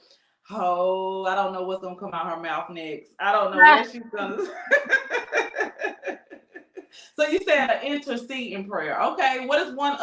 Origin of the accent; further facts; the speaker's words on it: North Carolina, United States; moved away as an adult; now in Texas, United States; I moved from my hometown is North Carolina. So I came from North Carolina to Texas